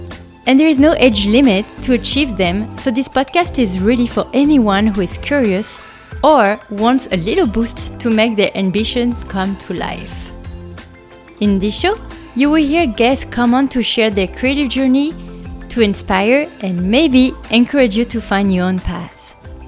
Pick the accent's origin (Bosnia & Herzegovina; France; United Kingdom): France; English is a second language; moved away as an adult; now in United States; Yes, you hear an accent. That's because I come from France. I moved to the United States in 2013, and I pretty much never came back.